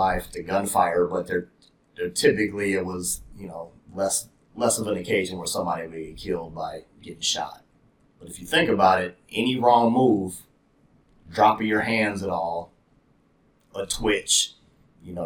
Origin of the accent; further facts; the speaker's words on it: Brooklyn Center, Minnesota, United States; I grew up in Brooklyn Center, Brooklyn Park.